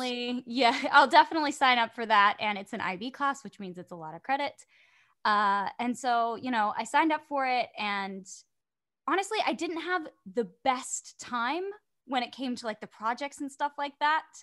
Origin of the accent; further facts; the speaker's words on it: West Melbourne, Florida, United States; moved away as an adult; now in Orlando, United States; I am from an hour and twenty minutes south, uh, West Melbourne